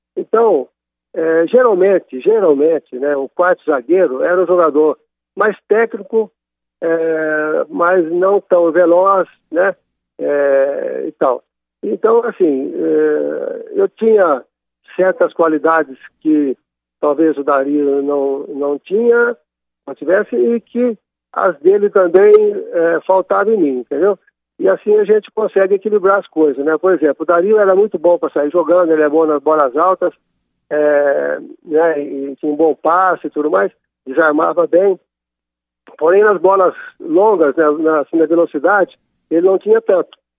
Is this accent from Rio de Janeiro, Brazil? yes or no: no; Monte Sião, Minas Gerais, Brazil; now in Águas de Lindóia, Brazil; eu sou de Monte Sião, bem na divisa do estado de Minas Gerais e São Paulo.